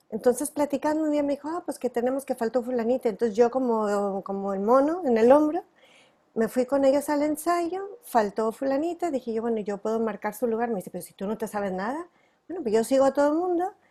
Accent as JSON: {"language": "Spanish", "town": "Los Angeles", "region": "California", "country": "United States", "tie": "born there", "said": "pues bueno, yo nací en California, en Los Ángeles, bueno, precisamente muy cerca de un estudio de cine de Warner Bros."}